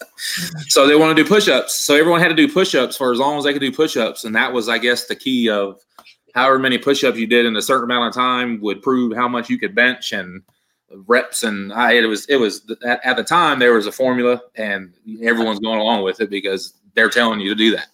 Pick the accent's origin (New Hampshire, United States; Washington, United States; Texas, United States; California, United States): California, United States; Yuba City; moved away as an adult; also born or lived in North Carolina; in a place called Yuba City, Marysville area. Um, small towns. Um, so you know, grew up there